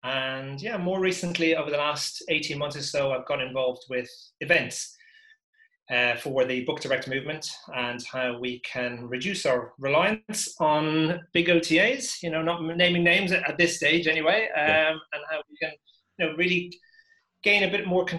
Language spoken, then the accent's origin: English; Dublin, Leinster, Ireland; moved away as an adult; also born or lived in England; Yeah, I was brought up in Dublin till I was 18, and I went to university in England.